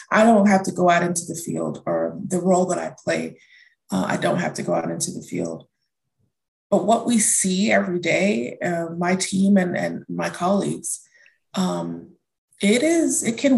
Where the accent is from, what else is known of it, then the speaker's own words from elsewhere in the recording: Houston, Texas, United States; also born or lived in Germany / North Carolina; I grew up in Germany, um, in Houston, and back to Germany, and then we ended up in Houston. Um, so I was born in North Carolina, um, traveled the world as a child, but I say I grew up in Houston.